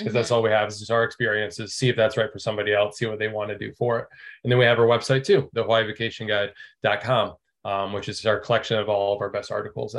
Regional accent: Michigan, United States; moved away as an adult; also born or lived in Oahu, Hawaii / Maui, Hawaii; I'm from Michigan originally.

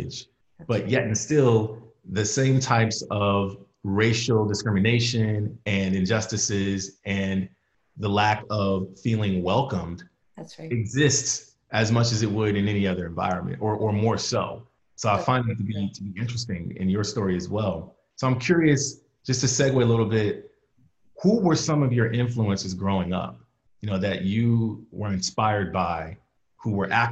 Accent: Oakland, California, United States; my upbringing was very similar growing up in Oakland

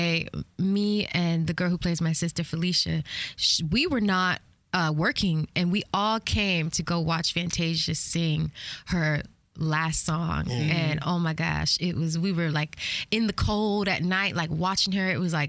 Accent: Atlanta, Georgia, United States; I'm from Atlanta

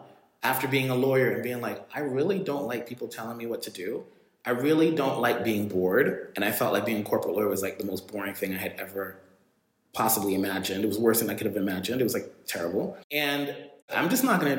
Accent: New York City, New York, United States; also born or lived in Jamaica; I was growing up in the Bronx

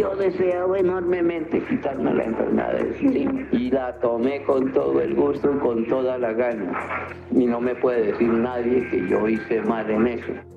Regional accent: Suaita, Santander, Colombia; moved away; yo soy de Suaita

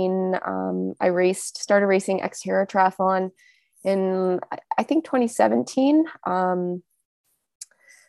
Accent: Ontario, Canada; moved away as an adult; now in British Columbia, Canada; I'm originally from Ontario, so the eastern part of Canada, and I moved out to BC in 2013

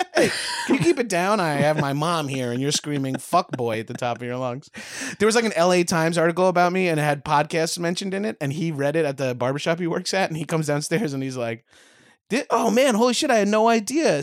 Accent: Long Island, New York, United States; accent: Long Island; now in Los Angeles, United States; I'm Long Island trash

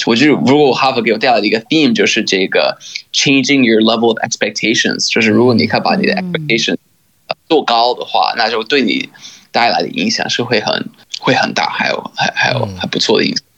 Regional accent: Missouri, United States; Chinese is a second language; moved away; 哈佛一面试的时候就在，呃，密苏里州，就是在 Missouri

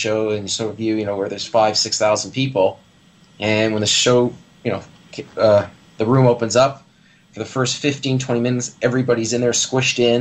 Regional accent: Canada; also born or lived in Toronto; As a Canadian

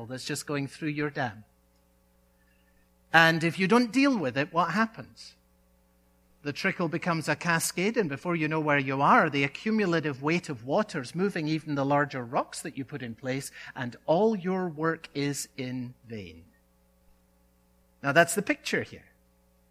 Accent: Scotland, United Kingdom; a boy growing up in Scotland

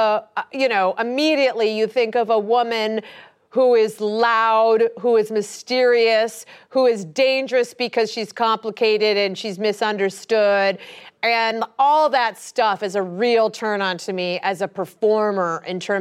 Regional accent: Ohio, United States; moved away; I'm just from Ohio.

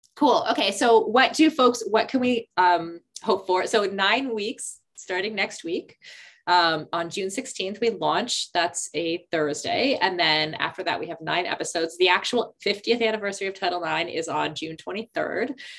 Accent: Canada; as a Canadian kid

